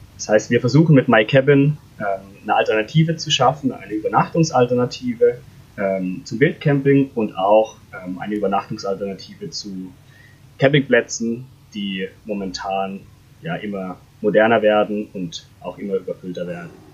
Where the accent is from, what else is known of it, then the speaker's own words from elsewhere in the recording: Freiburg, Baden-Württemberg, Germany; moved away as an adult; now in Konstanz, Germany; Ich komme ursprünglich aus Freiburg, bin im Schwarzwald aus, aufgewachsen